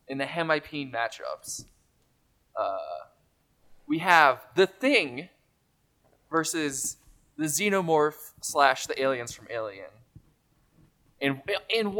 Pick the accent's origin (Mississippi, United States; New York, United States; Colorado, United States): Colorado, United States; Denver; also born or lived in Boston; I was born in Denver.